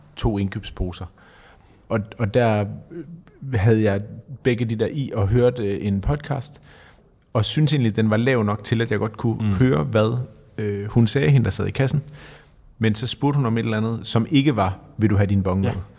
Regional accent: Denmark; Jeg kommer selv fra Jylland

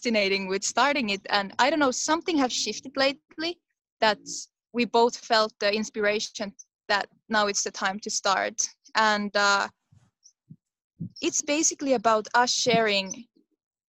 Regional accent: Finland; I come from Finland

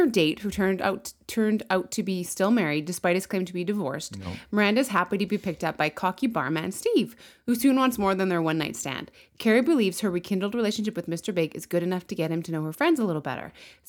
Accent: Canada; it's really cold in February and I'm Canadian.

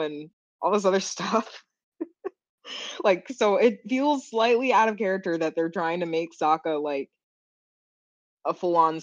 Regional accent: Florida, United States; now in Seattle, United States; we're from Florida

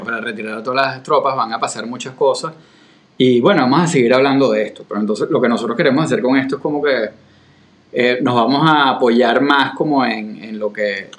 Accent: Venezuela; now in Florida, United States; para un venezolano

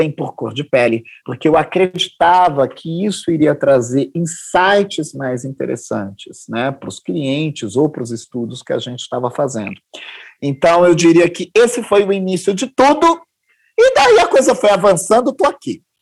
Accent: Northeast Region, Brazil; Vim também da periferia, vim do Nordeste, sou deficiente auditivo, né?

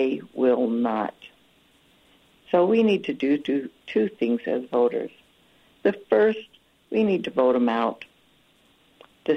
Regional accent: Ogden, Utah, United States; moved away as an adult; I grew up in Ogden

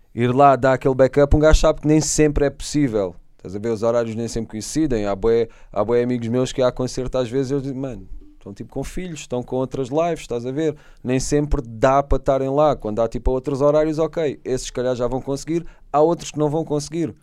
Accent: Setúbal, Portugal; Em Setúbal, quando sou filho da terra

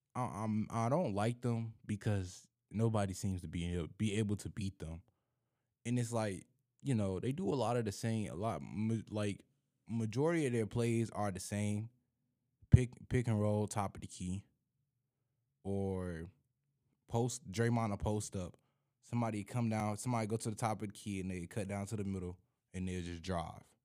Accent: Nine Mile, Michigan, United States; I'm from Nine Mile

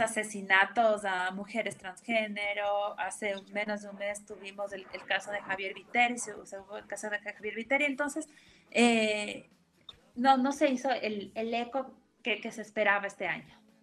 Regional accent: Ecuador; como ecuatorianos

